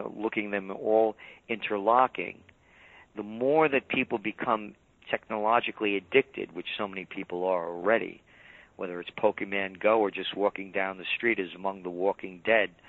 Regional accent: New York City, New York, United States; born in the Bronx

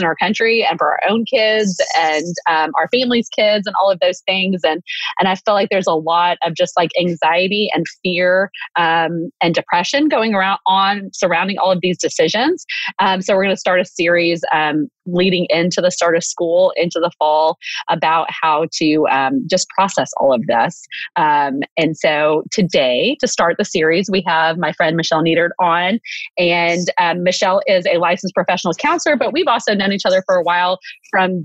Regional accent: Waco, Texas, United States; I'm from Waco

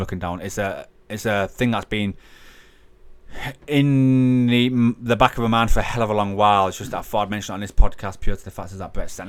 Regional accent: Hull, Yorkshire and the Humber, United Kingdom; we're a Hull born and bred podcast

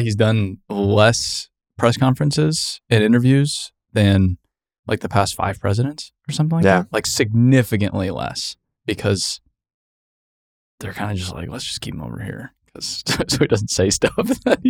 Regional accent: Arizona, United States; Grandma, Mexicans aren't that bad. Like, since like, I grew up in Arizona.

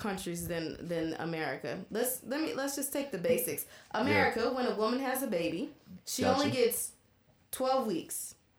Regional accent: United States; I'm an American

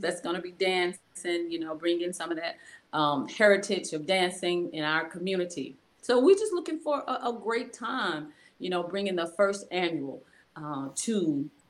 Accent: Coldwater, Mississippi, United States; moved away; my hometown. Born and bred in Coldwater, Mississippi

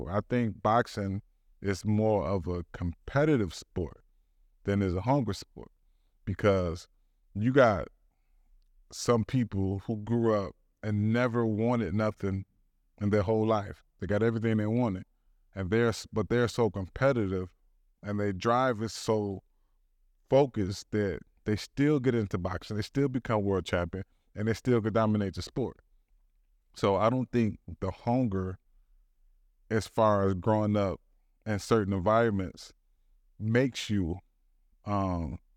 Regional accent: Detroit, Michigan, United States; born or raised there; also born or lived in Southfield, Michigan

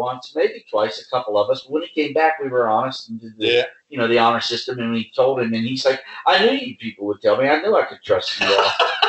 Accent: United States; We're American.

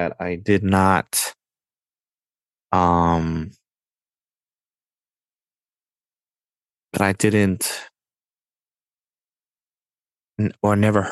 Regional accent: New York City, New York, United States; I'm from New York, bro. I was born and raised here

